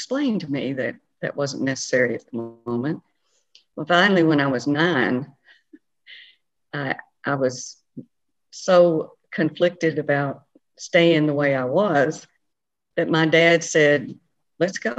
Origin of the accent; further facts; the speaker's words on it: Franklin, Tennessee, United States; I grew up in Franklin, Tennessee, with my father, was postmaster of Franklin